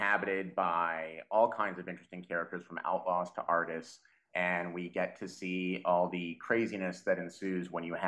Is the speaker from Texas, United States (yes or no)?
yes; Dallas, Texas, United States; moved away; I'm from Texas originally. I'm more of a city suburbanite guy. I'm from the Dallas area